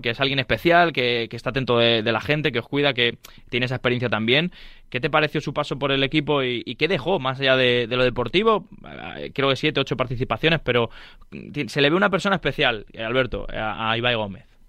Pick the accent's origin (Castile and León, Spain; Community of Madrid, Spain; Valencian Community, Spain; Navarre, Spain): Community of Madrid, Spain; Leganés; yo soy de, aquí de Madrid, bueno, de Leganés